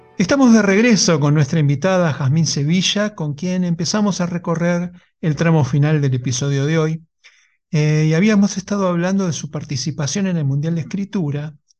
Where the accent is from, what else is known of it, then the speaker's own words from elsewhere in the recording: Lanús, Buenos Aires Province, Argentina; yo soy de Lanús